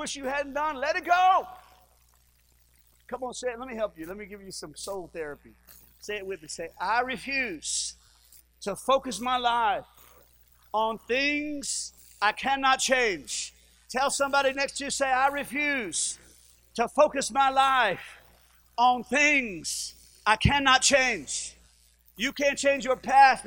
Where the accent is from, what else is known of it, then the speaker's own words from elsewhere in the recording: Livingston Parish, Louisiana, United States; we're from Livingston Parish